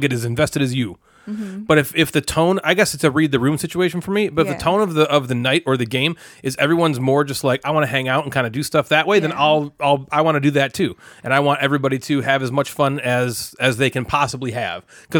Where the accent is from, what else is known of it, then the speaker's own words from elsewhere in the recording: Ireland; Like I'm from originally from Ireland.